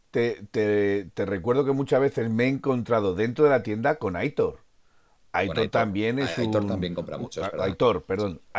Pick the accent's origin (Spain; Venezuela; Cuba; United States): Spain; Teruel, Aragon; es de mi tierra es de mi tierra